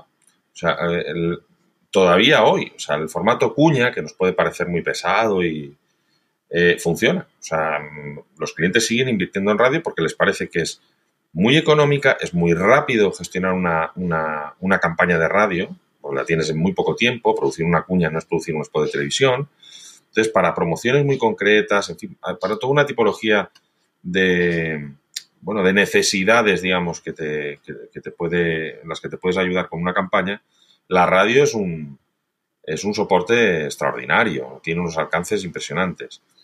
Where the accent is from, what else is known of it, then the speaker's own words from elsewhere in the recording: Valencian Community, Spain; soy valenciano